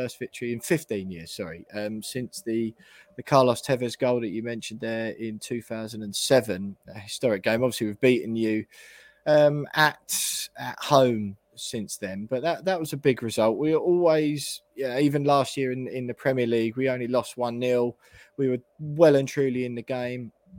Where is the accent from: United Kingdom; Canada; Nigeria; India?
United Kingdom; Essex, East of England; moved away as an adult; now in London, United Kingdom; Growing up in Essex and now living in London